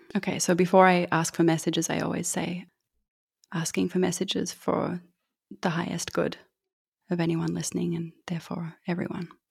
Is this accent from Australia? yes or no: yes; Australia; I'm from Australia